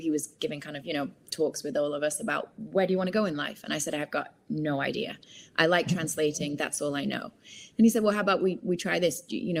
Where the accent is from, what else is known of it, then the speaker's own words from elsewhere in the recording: Manchester, North West England, United Kingdom; So I grew up in Manchester. Once I'd finished high school in Manchester, I then moved to, I really wanted to do languages at university.